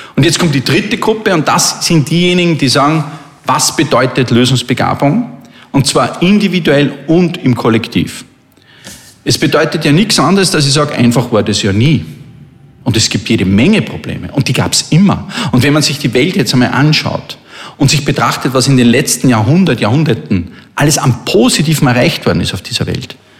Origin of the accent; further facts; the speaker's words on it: Linz, Upper Austria, Austria; meiner Heimatstadt